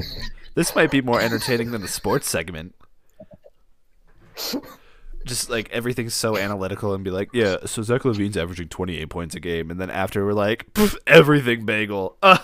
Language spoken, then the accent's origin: English; Boston area, Massachusetts, United States; moved away; it's easier to say I'm from Boston than to say I'm from Worcester or I'm from Fitchburg or I'm from Leominster or I'm from frickin' Haverhill. All right? I'm from Tewksbury.